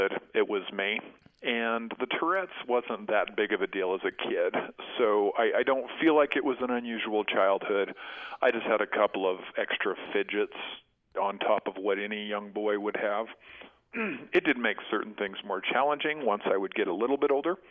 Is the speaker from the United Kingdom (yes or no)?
no; Nevada, United States; moved away as an adult; also born or lived in Moab, Utah / New Mexico; now in Salt Lake City, United States; grew up in Nevada from fourth grade up to the point where I left through college.